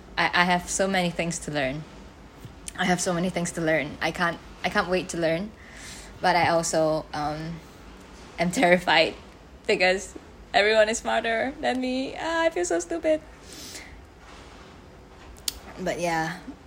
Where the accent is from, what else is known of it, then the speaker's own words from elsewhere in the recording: Malaysia; English is a second language; moved away as an adult; now in Singapore; I am an international student in Singapore, even though I'm just from Malaysia.